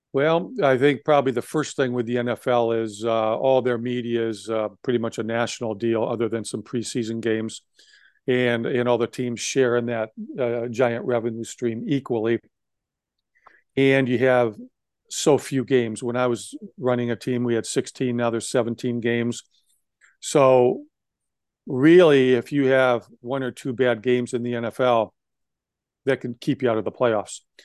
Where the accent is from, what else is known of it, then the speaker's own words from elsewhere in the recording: Wisconsin, United States; I grew up in Wisconsin